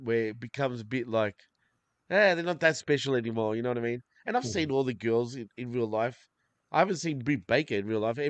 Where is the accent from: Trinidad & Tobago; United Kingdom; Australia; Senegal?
Australia; I am Australian. I am born and raised here